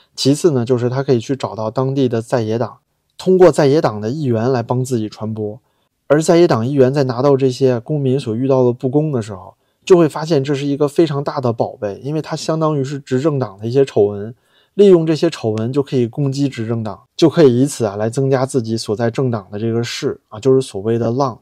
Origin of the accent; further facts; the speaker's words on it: China; 我们大陆人能不能理解这些？